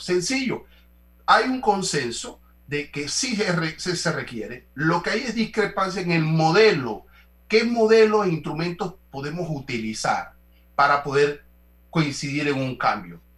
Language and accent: Spanish; Panama